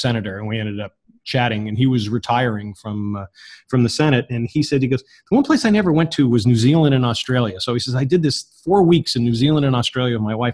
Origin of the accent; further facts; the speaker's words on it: United States; I'm an American